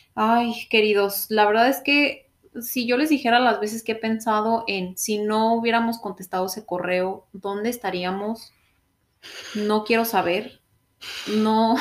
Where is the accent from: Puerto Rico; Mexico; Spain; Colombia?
Mexico; moved away as an adult; also born or lived in Orlando, Florida; now in Canada; yo tenía que regresar a México